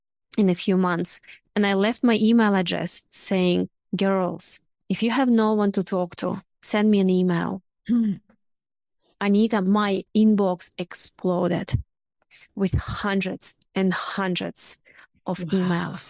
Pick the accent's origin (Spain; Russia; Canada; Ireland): Russia; now in Australia; I'm originally from Russia